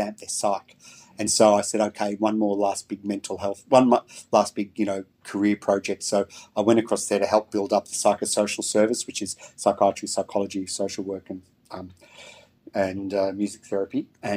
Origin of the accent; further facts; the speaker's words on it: Melbourne, Victoria, Australia; I was born and raised in Melbourne